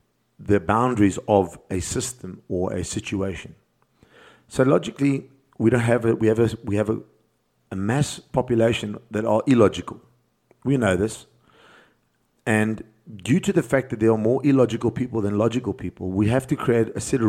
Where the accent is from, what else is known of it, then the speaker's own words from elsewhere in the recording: South Africa; And I'm speaking as from a South African point of view, because we're in South Africa and I'm in South Africa